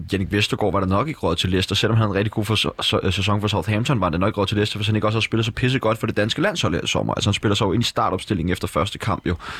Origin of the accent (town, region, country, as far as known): Denmark